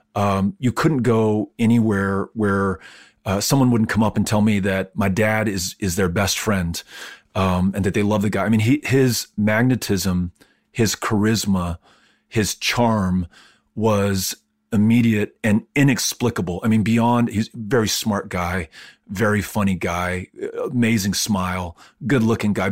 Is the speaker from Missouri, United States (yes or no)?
no; El Paso, Texas, United States; also born or lived in Virginia; growing up in El Paso